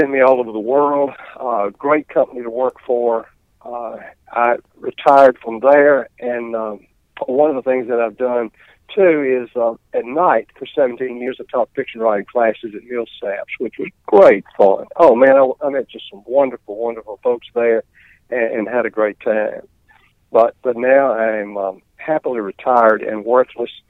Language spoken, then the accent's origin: English; Mississippi, United States; also born or lived in Oklahoma City, Oklahoma; I was born here in Mississippi in Ottawa County, a little town called Salis on Highway 12, out in Ottawa County. And I attended Kosciuszko High School and Mississippi State.